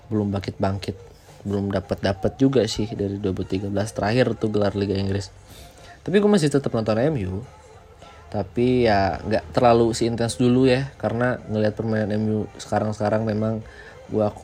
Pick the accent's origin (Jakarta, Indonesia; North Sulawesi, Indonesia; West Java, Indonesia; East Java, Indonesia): West Java, Indonesia; liga Indonesia gue suka Persib itu saja karena gue orang Jawa Barat